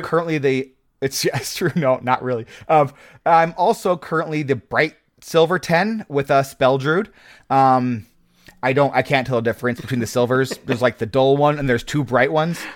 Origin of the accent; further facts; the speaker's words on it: Nebraska, United States; I grew up in Nebraska